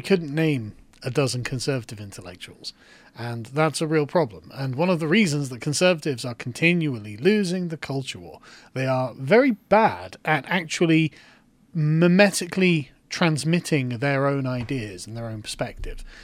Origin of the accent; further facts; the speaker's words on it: England, United Kingdom; I am an Englishman. I live in England.